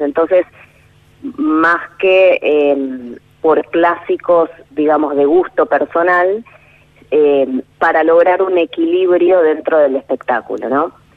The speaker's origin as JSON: {"language": "Spanish", "town": "Quilmes", "region": "Buenos Aires Province", "country": "Argentina", "said": "yo soy de Quilmes"}